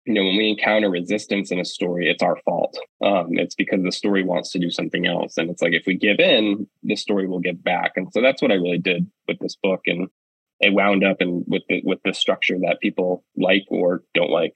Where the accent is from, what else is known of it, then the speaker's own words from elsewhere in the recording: Penobscot Indian Nation, Maine, United States; also born or lived in Bridgeport, Connecticut / Levant, Maine; I was actually born in Bridgeport, Connecticut, and I lived there until I was six. And then my mom took me and we moved to the Penobscot Nation. And I grew up there from six until I was 18